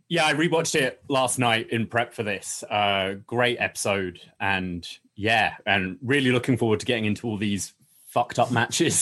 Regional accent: United Kingdom; moved away; me as a Brit

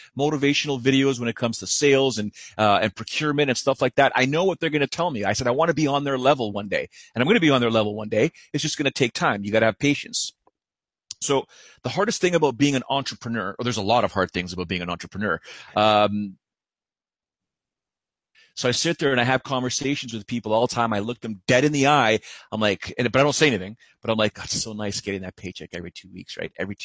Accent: Canada; As a Canadian

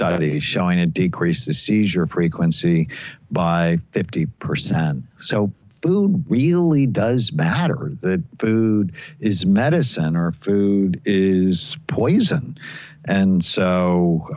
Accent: Los Angeles, California, United States; I grew up in Southern California. I grew up in the San Fernando Valley where we had smog days

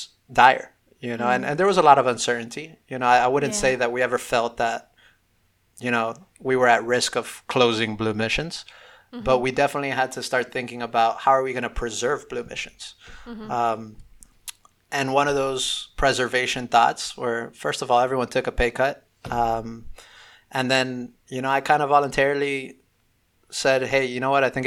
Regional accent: Miami, Florida, United States; growing up in Miami

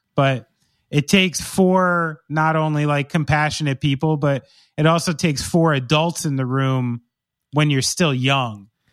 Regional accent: Somerville, New Jersey, United States; I was born in Somerville, New Jersey

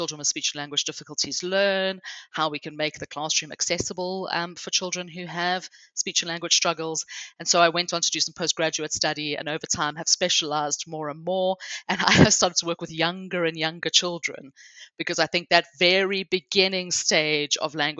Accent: South Africa; accent: hybrid; moved away as an adult; now in England, United Kingdom; the first thing to explain is my hybrid accent. So I grew up in South Africa, but I've lived my adult life here in England.

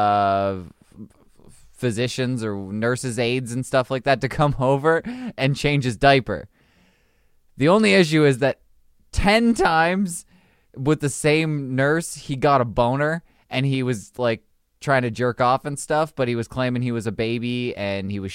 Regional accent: Canada; I'm Canadian

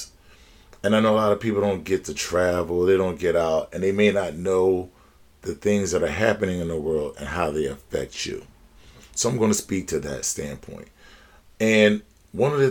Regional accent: Philadelphia, Pennsylvania, United States; an African American born and raised in Philadelphia of the United States

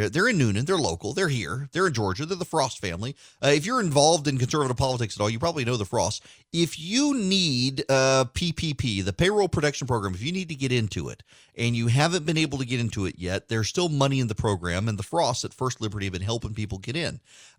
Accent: Dubai, United Arab Emirates; My parents never sent me to camp. Now, granted, I grew up in Dubai, but we would come home during the summer.

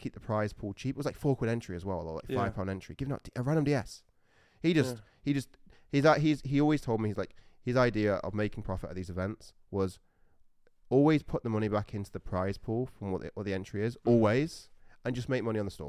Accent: Sheffield, Yorkshire and the Humber, United Kingdom; That's where I grew up in Sheffield.

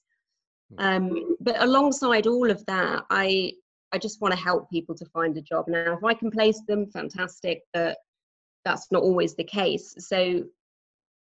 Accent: Norwich, East of England, United Kingdom; moved away as an adult; now in Texas, United States; As you can probably tell from my accent, I'm not a native Texan. Yes. And so I actually come from quite a small city in the UK called Norwich.

